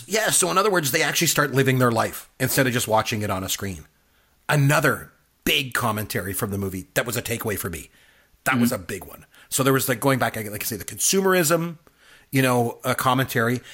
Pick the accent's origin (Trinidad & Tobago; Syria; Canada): Canada; I'm Canadian. So hockey's big for us